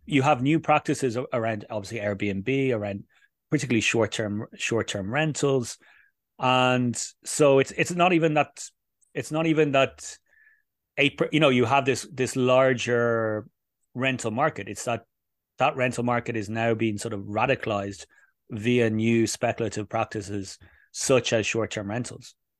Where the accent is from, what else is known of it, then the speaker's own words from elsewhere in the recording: Dublin, Leinster, Ireland; moved away as an adult; now in Madrid, Spain; my home city of Dublin